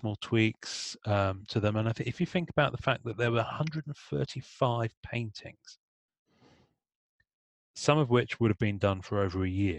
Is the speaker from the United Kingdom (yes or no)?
yes; England, United Kingdom; I'm English